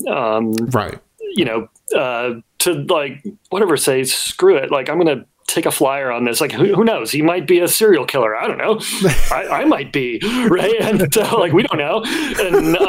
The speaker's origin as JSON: {"language": "English", "region": "Wyoming", "country": "United States", "tie": "born or raised there", "said": "I grew up in Wyoming"}